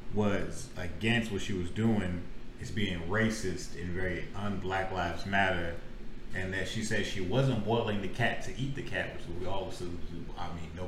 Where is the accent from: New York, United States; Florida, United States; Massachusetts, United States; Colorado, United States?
Florida, United States